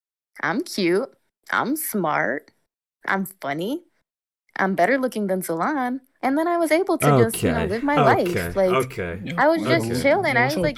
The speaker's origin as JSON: {"language": "English", "region": "New York", "country": "United States", "said": "Like, I'm from New York, first of all. Like, that, I think, speaks for itself. Like, I'm a very New Yorker."}